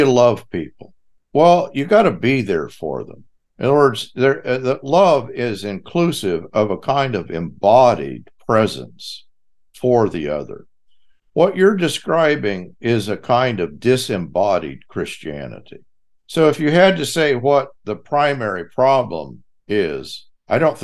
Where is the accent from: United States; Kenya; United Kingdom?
United States; Texas; I'm from Texas